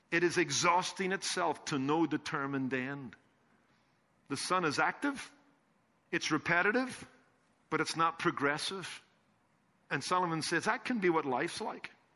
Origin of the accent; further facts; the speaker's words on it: Northern Ireland, United Kingdom; When I was growing up in Northern Ireland